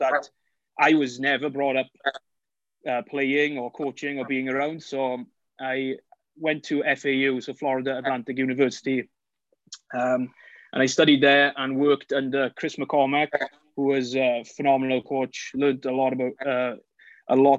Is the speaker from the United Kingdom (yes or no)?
yes; Wales, United Kingdom; moved away as an adult; now in United States; I'm from Wales, obviously from the accent, not an American accent